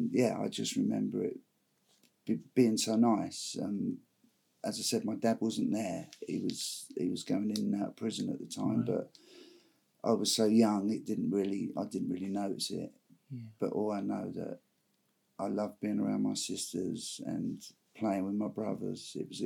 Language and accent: English; Kingston upon Thames, London, United Kingdom; Well, I grew up in just outside London, a place called Kingston upon Thames.